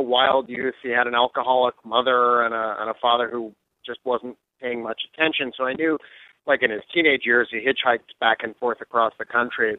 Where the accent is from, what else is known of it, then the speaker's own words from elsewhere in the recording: Chicago, Illinois, United States; moved away as an adult; now in New York, United States; grew up, uh, in a fairly mundane life in suburban Chicago